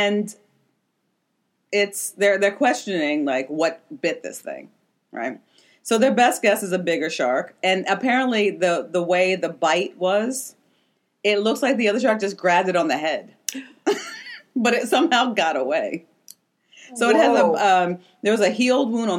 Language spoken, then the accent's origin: English; Maryland, United States; Maryland, my home state